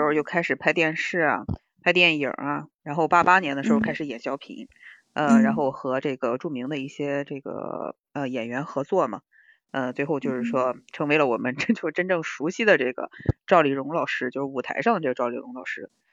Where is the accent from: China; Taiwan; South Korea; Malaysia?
China; Shandong; 我们山东人接受起来这个事情，多少还是有点觉得得得得得琢磨琢磨。